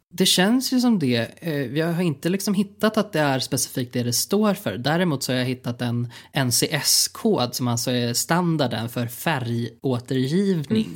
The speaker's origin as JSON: {"language": "Swedish", "country": "Sweden"}